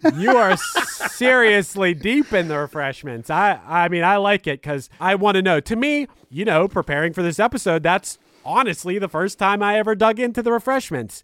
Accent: Pittsburgh, Pennsylvania, United States; I'm from Pittsburgh, Pennsylvania

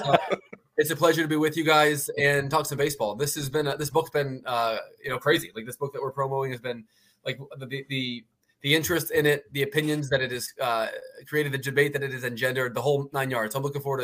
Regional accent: Philadelphia, Pennsylvania, United States; also born or lived in Baltimore, Maryland; I'm a Philly guy

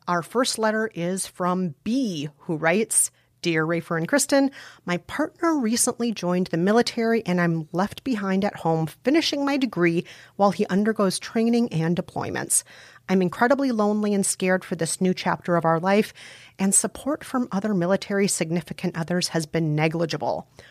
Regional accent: Minnesota, United States; accent: Fargo; Joel and Ethan Cohen are from Minnesota, just like me

